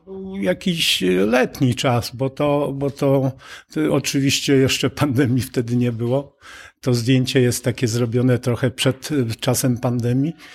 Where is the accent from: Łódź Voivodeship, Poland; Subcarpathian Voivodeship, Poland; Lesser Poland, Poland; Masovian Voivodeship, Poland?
Subcarpathian Voivodeship, Poland; Przemyśl; now in Bochnia, Poland; Przemyśl, które jest rodzinnym moim miastem